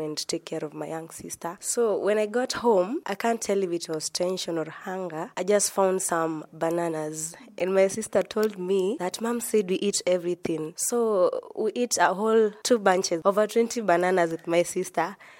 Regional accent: Embu County, Kenya; also born or lived in Machakos County; I'm from Embu County, but originally it is Matapos County

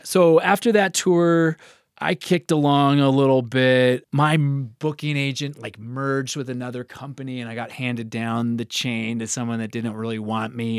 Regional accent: Chicago, Illinois, United States; now in Colorado, United States; I was from Chicago

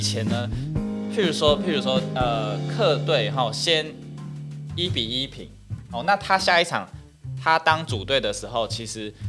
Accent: Taiwan; 我们台湾人

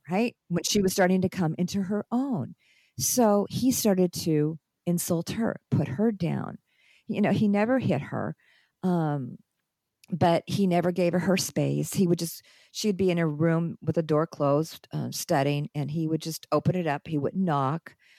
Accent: United States; moved away as an adult; also born or lived in Lebanon; I'm in my own country

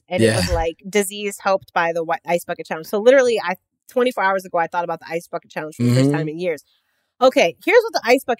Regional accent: Chicago, Illinois, United States; I'm from Chicago.

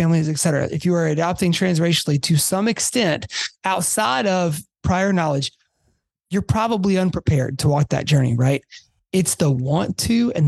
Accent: Atlanta, Georgia, United States; I grew up in Atlanta

